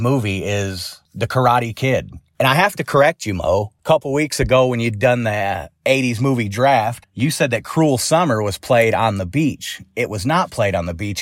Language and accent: English; Saint Paul, Minnesota, United States; now in Kentucky, United States; I'm originally from Saint Paul, Minnesota